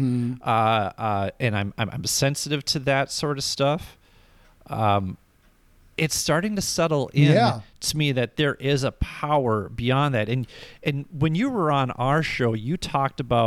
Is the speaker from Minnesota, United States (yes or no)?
yes; Minnesota, United States; also born or lived in Rochester, Minnesota; I'm from Minnesota, so you're within a mile of a lake wherever you go.